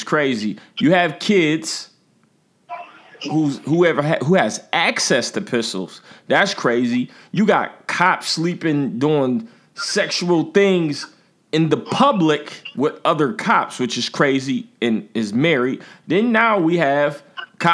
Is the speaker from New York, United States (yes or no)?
yes; Buffalo, New York, United States; I'm from Buffalo